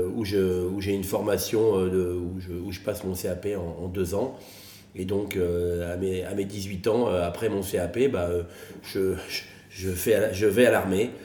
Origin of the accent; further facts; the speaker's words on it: Soisy-sous-Montmorency, Île-de-France, France; moved away as an adult; now in Megève, France; né euh, à Soisy-sous-Montmorency, dans le 95, à côté d'Anguin-les-Bains, avec des, parents poissonniers.